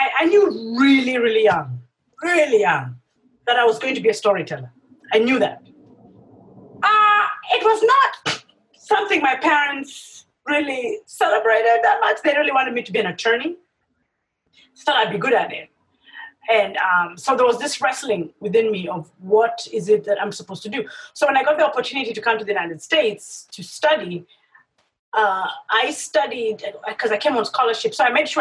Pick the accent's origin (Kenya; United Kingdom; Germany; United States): Kenya; I grew up in Kenya.